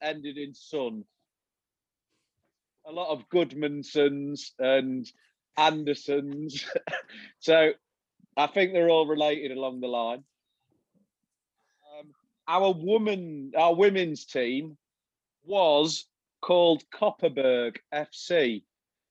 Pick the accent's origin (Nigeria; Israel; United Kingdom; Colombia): United Kingdom; England; as an Englishman